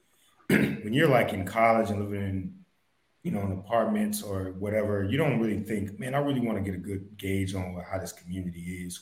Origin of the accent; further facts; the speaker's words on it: Dayton, Ohio, United States; I grew up in Dayton